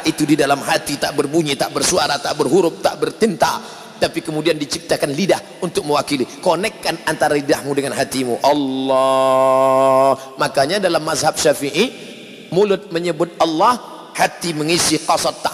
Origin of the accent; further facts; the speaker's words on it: Sumatra, Indonesia; Saya bukan orang Jawa, saya orang Melayu dari Sumatera.